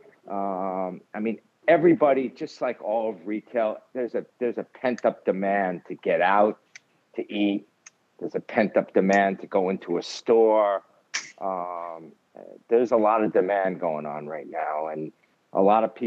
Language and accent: English; New York City, New York, United States; I'm born and raised in Manhattan